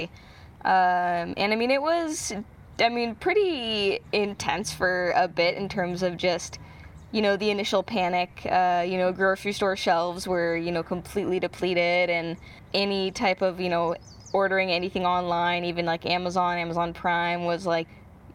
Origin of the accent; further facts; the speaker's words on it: Utah, United States; now in Seattle, United States; I grew up in Utah